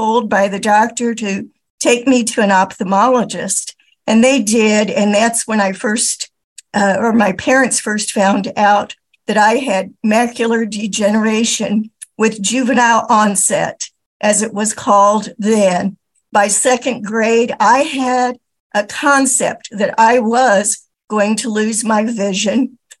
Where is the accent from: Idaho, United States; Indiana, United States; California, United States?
Indiana, United States; now in Milwaukee, United States; I'm from Milwaukee, Wisconsin, but I grew up in Indiana and living in a very small rural town of about 400 people at age 5, before I ever went to school